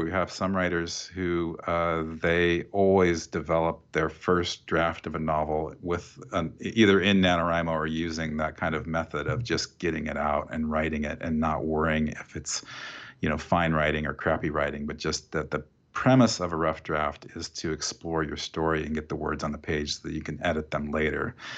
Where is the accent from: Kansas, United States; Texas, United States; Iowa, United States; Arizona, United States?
Iowa, United States; Oskaloosa; I grew up in this town called Oskaloosa